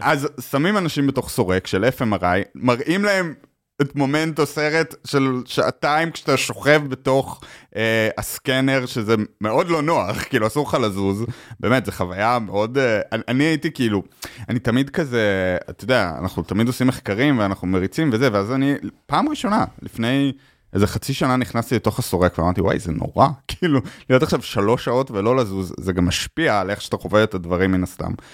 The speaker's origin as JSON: {"language": "Hebrew", "country": "Israel", "also_born_or_lived": "United States", "moved": "as an adult", "lives_now": "New York, United States"}